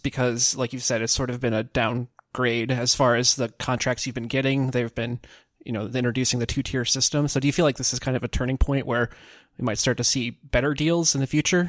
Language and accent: English; Cedar Rapids, Iowa, United States; now in Des Moines, United States; we're all originally from Cedar Rapids